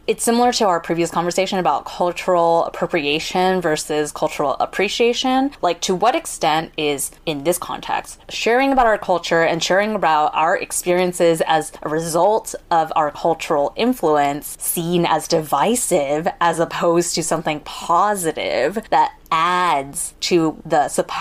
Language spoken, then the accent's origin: English; United States; We literally both grew up in the US, born and raised